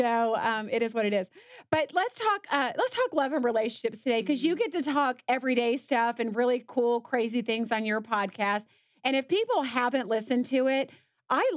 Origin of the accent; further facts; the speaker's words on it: the South, United States; I'm from the South